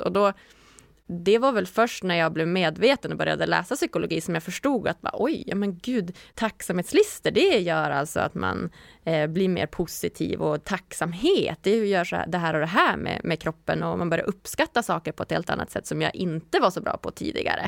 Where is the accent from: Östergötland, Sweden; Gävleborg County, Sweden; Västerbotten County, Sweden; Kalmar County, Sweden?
Västerbotten County, Sweden; Umeå; moved away as an adult; also born or lived in Stockholm / Gothenburg / Malmö / Lund; jag är från Umeå